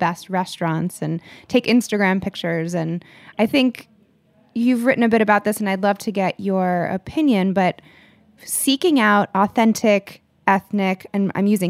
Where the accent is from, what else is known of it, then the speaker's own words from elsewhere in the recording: United States; grew up here in America